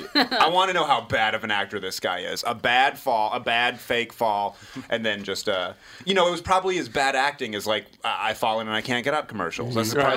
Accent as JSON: {"language": "English", "region": "New England", "country": "United States", "said": "I'm from New England originally, so I welcome it."}